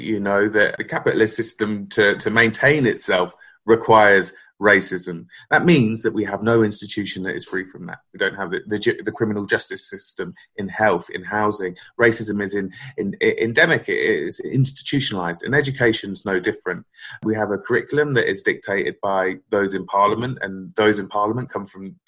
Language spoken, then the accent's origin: English; Northampton, East Midlands, United Kingdom; born or raised there; also born or lived in West London